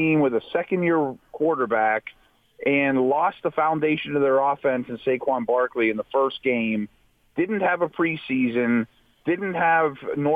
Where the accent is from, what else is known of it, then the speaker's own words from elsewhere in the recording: Pittsburgh, Pennsylvania, United States; my hometown team